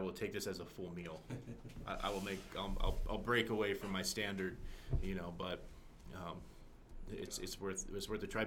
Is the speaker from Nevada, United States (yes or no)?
no; Southern California, United States; moved away; I grew up in Southern California